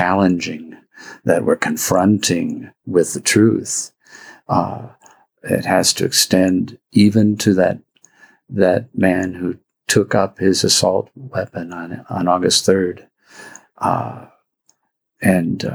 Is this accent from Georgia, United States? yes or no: no; Wisconsin, United States; also born or lived in Dallas, Texas; now in El Paso, United States; as a kid growing up in Wisconsin and then a priest of Dallas